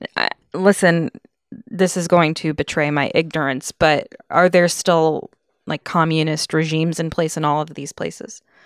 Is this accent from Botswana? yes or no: no; Connecticut, United States; growing up in Connecticut